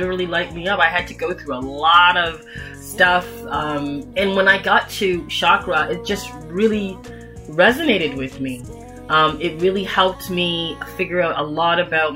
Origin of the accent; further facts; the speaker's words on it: Toronto, Ontario, Canada; I was born and raised in Toronto, Canada